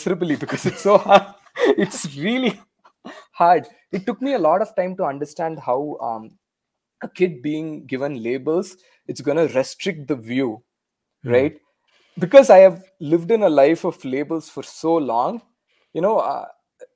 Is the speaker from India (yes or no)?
yes; India; first language Tamil; English is a second language; moved away as an adult; now in Canada; growing up in India